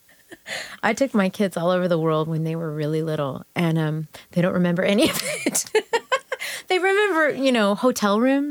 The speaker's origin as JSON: {"language": "English", "town": "Dallas", "region": "Texas", "country": "United States", "tie": "born or raised there", "also_born_or_lived": "New York / Grapevine", "said": "I was born in New York, but moved to Dallas when I was 4. And then we moved to Grapevine. We lived in Grapevine for about 5 or 6 years. And then I moved to Dallas for high school"}